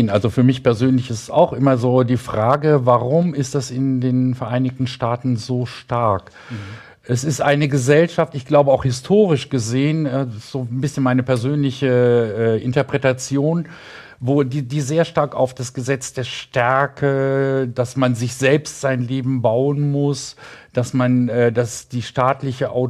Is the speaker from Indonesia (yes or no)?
yes; Indonesia; Also äh, bei uns in Indonesien gibt es auch noch eine Todesstrafe, aber ich bin äh, immer dagegen